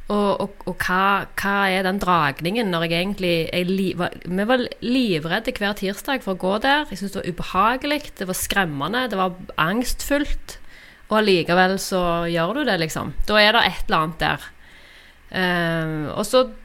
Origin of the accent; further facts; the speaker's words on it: Randaberg, Rogaland, Norway; now in Stavanger, Norway; født og oppvokst på Randaberg. Eh, Flytta til Stavanger i ungdommen, og der har jeg blitt